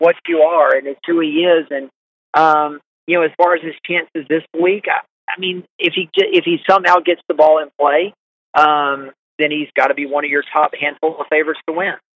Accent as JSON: {"language": "English", "town": "Augusta", "region": "Georgia", "country": "United States", "said": "we're from the South and from Augusta"}